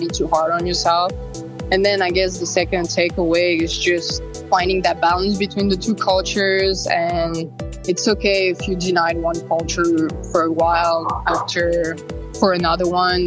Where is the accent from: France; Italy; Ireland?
France; moved away as an adult; also born or lived in Russia; now in Los Angeles, United States; I grew up in France and I just came from Russia when I was four